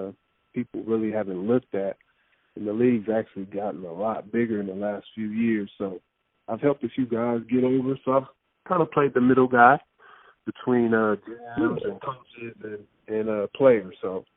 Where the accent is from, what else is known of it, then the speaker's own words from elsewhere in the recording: Los Angeles, California, United States; Growing up in Los Angeles, seeing Magic Johnson play for the first time, watching the Lakers in the 80s